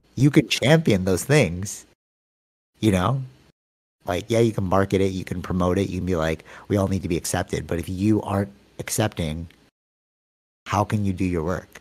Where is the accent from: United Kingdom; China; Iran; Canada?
Canada; I'm from Canada